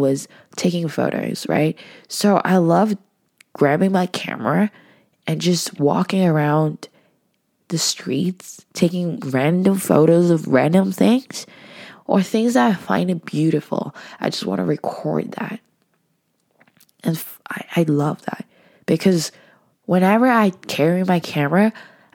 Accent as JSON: {"language": "English", "country": "Hong Kong", "moved": "as an adult", "lives_now": "Vancouver, Canada", "said": "I wasn't originally from Vancouver. I was from Hong Kong. So I have to study abroad. And I went to UBC."}